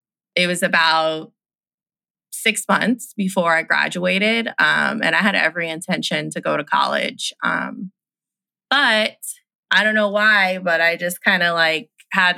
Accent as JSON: {"language": "English", "town": "Austin", "region": "Texas", "country": "United States", "tie": "born or raised there", "moved": "as an adult", "said": "I'm from Texas. I'm from Austin, Texas"}